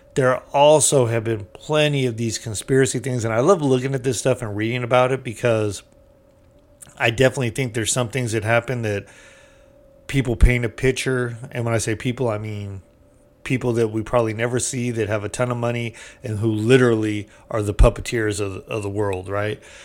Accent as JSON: {"language": "English", "country": "United States", "said": "we're American."}